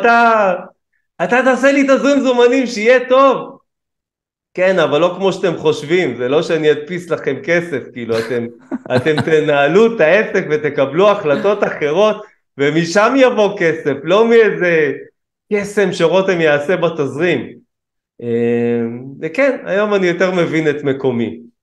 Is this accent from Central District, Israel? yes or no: no; Kiryat Ono, Tel Aviv District, Israel; גדלנו בקריית אונו, גם היום אני גר בקריית אונו